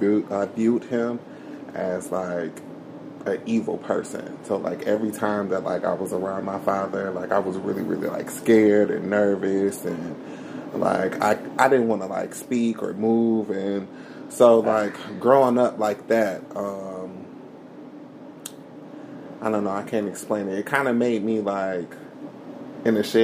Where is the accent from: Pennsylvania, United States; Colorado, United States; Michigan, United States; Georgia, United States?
Michigan, United States; Oak Park; also born or lived in Troy, Michigan; I grew up in Oak Park